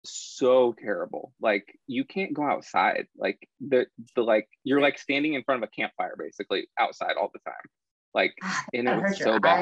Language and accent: English; Eugene, Oregon, United States; moved away as an adult; now in Texas, United States; I'm from Oregon, actually. Transplant.